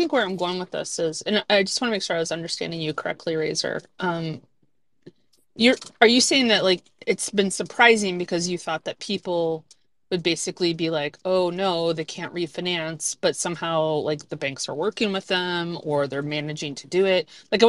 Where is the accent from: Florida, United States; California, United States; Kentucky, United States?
Florida, United States; I was born in Florida